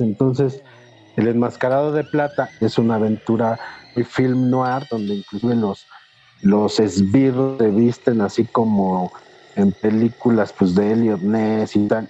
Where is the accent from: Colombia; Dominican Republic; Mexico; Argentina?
Mexico